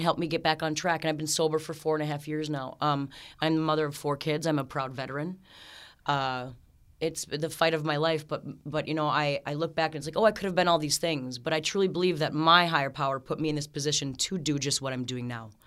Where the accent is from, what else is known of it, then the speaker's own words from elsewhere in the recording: Aitkin, Minnesota, United States; moved away as an adult; now in Ogilvie, United States; I grew up in Aiken, Minnesota